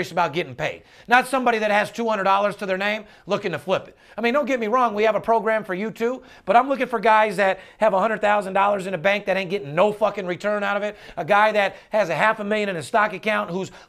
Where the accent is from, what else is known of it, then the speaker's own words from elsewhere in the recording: North Las Vegas, Nevada, United States; I'm born and raised in North Las Vegas